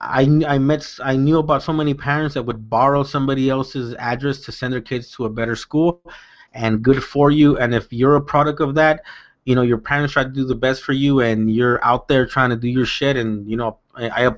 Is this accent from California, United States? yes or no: yes; South Gate, California, United States; I grew up in Southgate, California